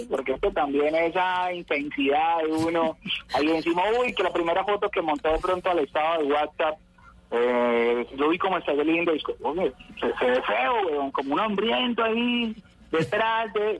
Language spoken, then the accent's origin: Spanish; Urabá, Antioquia, Colombia; also born or lived in Cáceres, Antioquia / Medellín; now in Apartadó, Colombia; Yo soy de Cáceres, Cáceres, Antioquia, antes de llegar al Bajo Cauca. Pero soy criado en Medellín como hasta los ocho años y como a los, sí, como los 9, 10 me vine para la región del Urabá y estoy viviendo en apartado